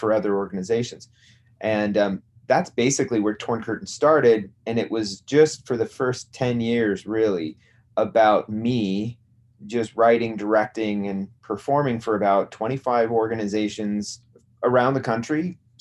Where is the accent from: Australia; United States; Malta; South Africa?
United States; Greeley, Colorado; also born or lived in Denver; I was born in Denver, and then I grew up in Greeley, Colorado.